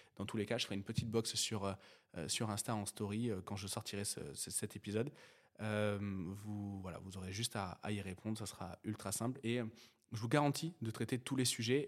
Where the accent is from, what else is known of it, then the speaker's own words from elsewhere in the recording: near Sainte-Foy-la-Grande, Gironde, Nouvelle-Aquitaine, France; je viens d'un petit bled de Gironde, euh, entre, euh, Bergerac et Bordeaux. euh, qui s'appelle Sainte-Foy-la-Grande